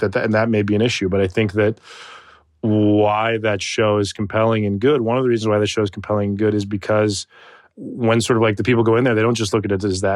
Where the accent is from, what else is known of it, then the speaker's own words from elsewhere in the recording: Tucson, Arizona, United States; moved away; I was raised in Tucson, Arizona for the majority of my childhood